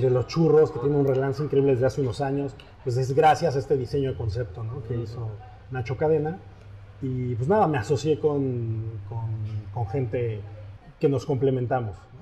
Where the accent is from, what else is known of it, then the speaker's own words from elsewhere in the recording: Mexico; now in Paris, France; desde mi perspectiva como mexicano